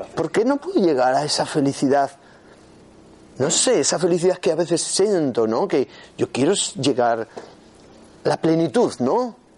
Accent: Huesca, Aragon, Spain; soy de Huesca

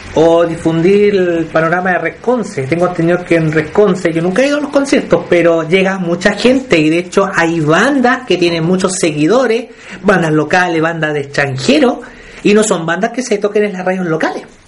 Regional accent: Penco, Biobío, Chile; yo soy de Benco.

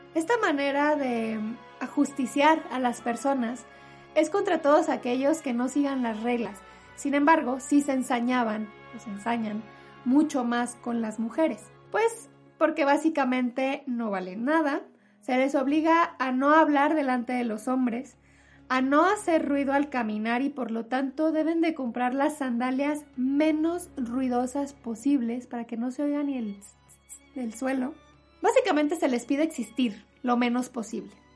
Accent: Mexico; en mi país, en México

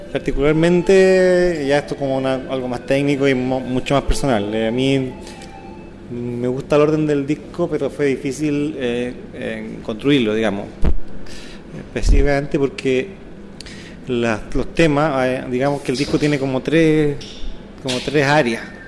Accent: Osorno, Los Lagos, Chile; soy Osornina

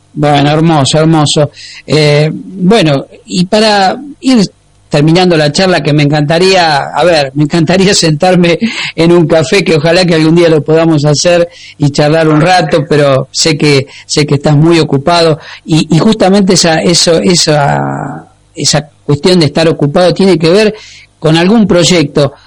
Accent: Argentina; como argentinos nos da orgullo

